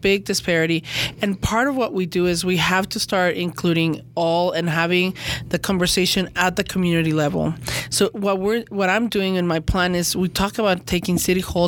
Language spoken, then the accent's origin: English; Mexico; moved away as an adult; now in Salt Lake City, United States; I came to the University of Utah from Mexico